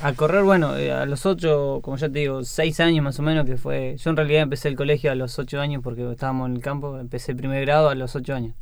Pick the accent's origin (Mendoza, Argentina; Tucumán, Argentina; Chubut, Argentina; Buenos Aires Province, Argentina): Chubut, Argentina; Gualjaina; nací y me crié ahí